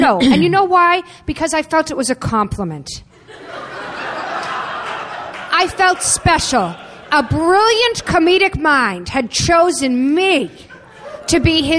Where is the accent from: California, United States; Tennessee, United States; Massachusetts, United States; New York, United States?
Massachusetts, United States; Boston; I'm from Boston.